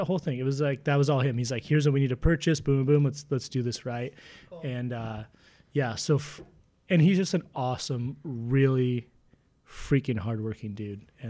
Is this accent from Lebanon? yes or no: no; Spokane, Washington, United States; Yeah, that's what people think we're from, Portland or Seattle. And like when they find out we're from Spokane, it's pretty sweet.